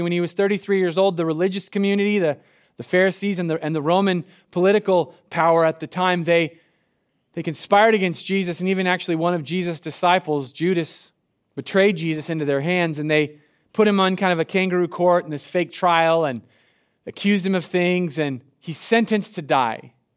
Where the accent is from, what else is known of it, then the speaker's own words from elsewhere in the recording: Medford, Oregon, United States; I'm from Southern Oregon. I'm from Medford